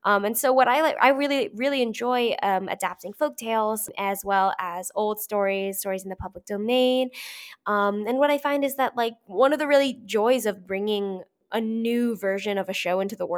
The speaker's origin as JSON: {"language": "English", "town": "St. Louis", "region": "Missouri", "country": "United States", "tie": "born or raised there", "said": "I grew up in St. Louis, Missouri, and it came around – it came to the Fox Theater, and so I went to see it."}